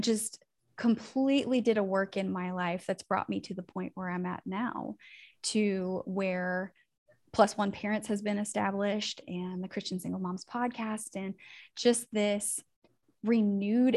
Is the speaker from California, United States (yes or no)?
yes; Northern California, United States; now in Tennessee, United States; I am from Northern California and I now have made my way out to Tennessee.